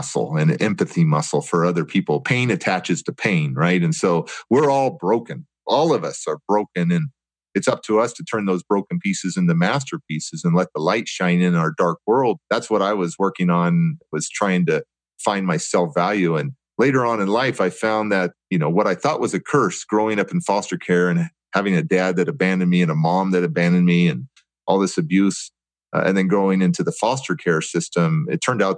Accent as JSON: {"language": "English", "town": "Oakland", "region": "California", "country": "United States", "tie": "born or raised there", "said": "I grew up in Alameda County foster care, Oakland foster care system"}